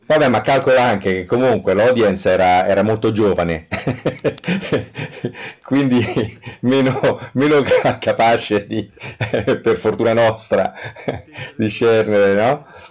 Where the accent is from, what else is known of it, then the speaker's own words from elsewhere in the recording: Rome, Lazio, Italy; da buon romano, avendo la casa all'isola del Giglio dagli anni sessanta